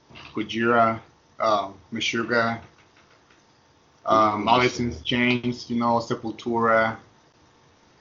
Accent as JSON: {"language": "English", "country": "Nicaragua", "first_language": "Spanish", "second_language": "English", "moved": "yes", "said": "My first language is Spanish, right? And from Nicaragua"}